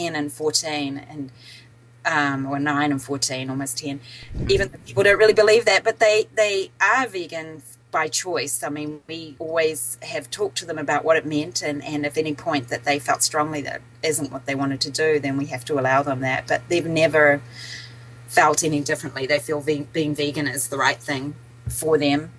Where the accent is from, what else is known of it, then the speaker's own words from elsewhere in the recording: New Zealand; moved away as an adult; also born or lived in British Columbia / Boston / Southern California; now in Dunedin, New Zealand; I'm from New Zealand originally